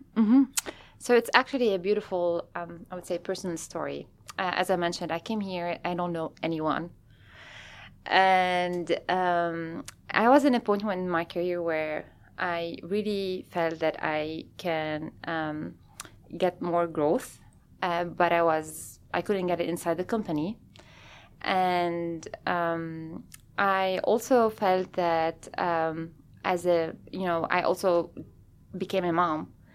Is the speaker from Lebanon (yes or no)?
yes; Lebanon; moved away as an adult; also born or lived in France / Lausanne, Switzerland / Bern, Switzerland / Salt Lake City, Utah; now in Seattle, United States; I'm originally from Lebanon